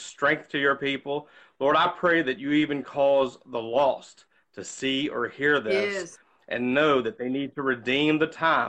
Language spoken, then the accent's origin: English; Virginia, United States; born and raised in Virginia